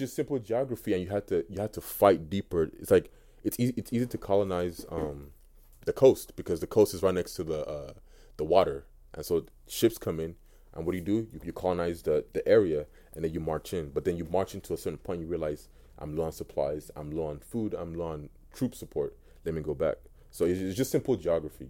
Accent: United States; also born or lived in Nigeria; I grew up in America.

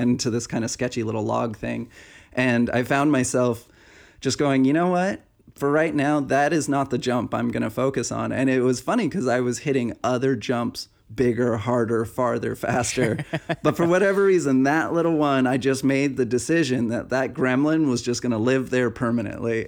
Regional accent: Pacific Northwest, United States; moved away; back in the Pacific Northwest, back to my hometown

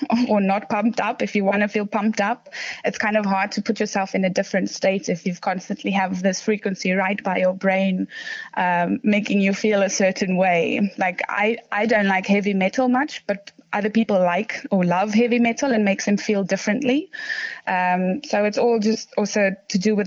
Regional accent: South Africa; moved away as an adult; now in London, United Kingdom; I'm originally from South Africa. I moved here to come and study

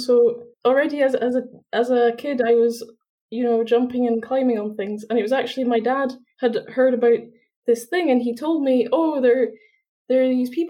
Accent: Edinburgh, Scotland, United Kingdom; I'm from Edinburgh, so I'm still in Edinburgh studying at university, but yeah, I'm also born in Edinburgh.

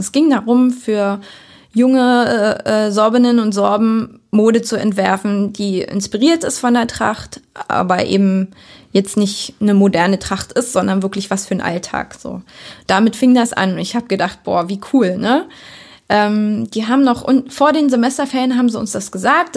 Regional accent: Lübbenau, Brandenburg, Germany; also born or lived in Berlin / Cottbus; Bin ja hier geboren, aufgewachsen. Also ich bin in Lübben geboren, um es genau zu sagen, und in äh, Lübbenau zur Schule

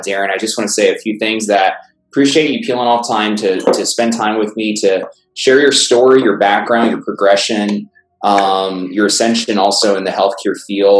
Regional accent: New York City, New York, United States; I grew up in Brooklyn. New York

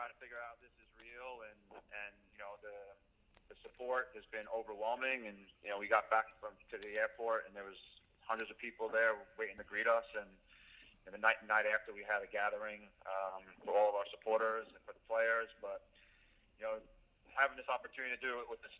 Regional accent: Long Island, New York, United States; moved away as an adult; also born or lived in Charlotte; I grew up on Long Island

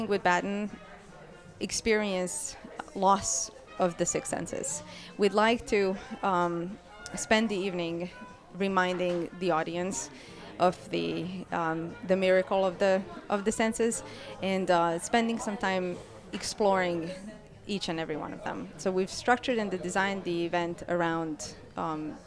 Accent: Croatia; I grew up in Croatia

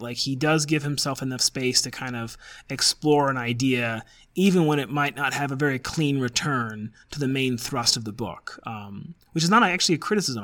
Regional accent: Colorado, United States; also born or lived in Oxford; you and I are both from Colorado, and we're from like just you know we're just from Nowheresville, Denver suburb satellites stuff

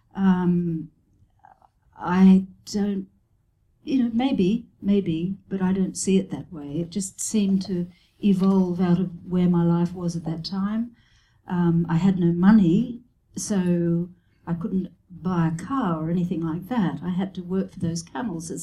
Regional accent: Brisbane, Queensland, Australia; moved away as an adult; also born or lived in Sydney; I had been living in Sydney and I went back to my hometown in Brisbane

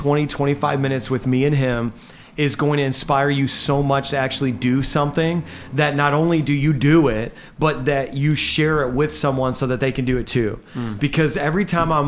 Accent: Indiana, United States; moved away as an adult; now in Long Island, United States; So I'm a guy from Indiana

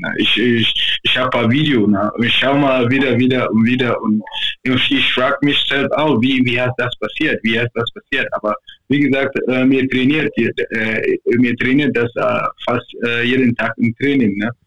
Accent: Nigeria; hier in meiner Heimat

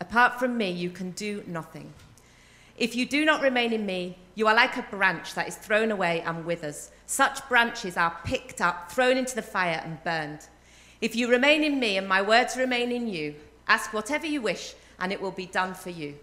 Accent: United Kingdom; I'm quite a loud northerner

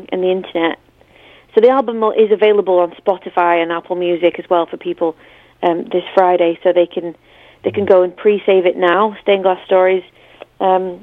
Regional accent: United Kingdom; I'm too British

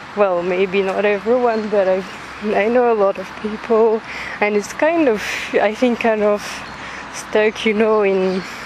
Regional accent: France; accent: French; English is a second language; I'm French, but you probably figured out with my accent

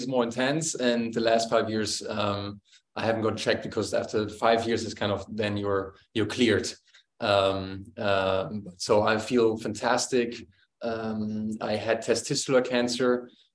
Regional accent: Germany; growing up in Germany

